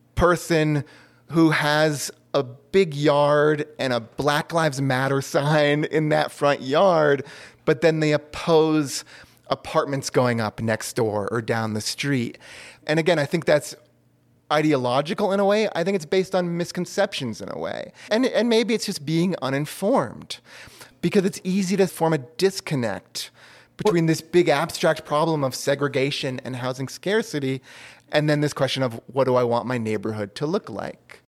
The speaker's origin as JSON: {"language": "English", "town": "Lexington", "region": "Massachusetts", "country": "United States", "tie": "born or raised there", "also_born_or_lived": "Austin, Texas / Los Angeles", "moved": "yes", "lives_now": "Asheville, United States", "said": "I grew up in the Boston area."}